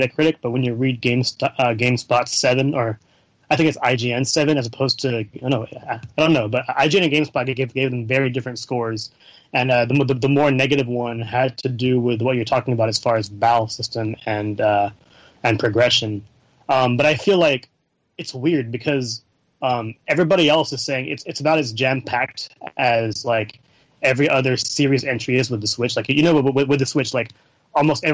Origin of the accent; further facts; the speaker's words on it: Bay Area, California, United States; I'm from the Bay Area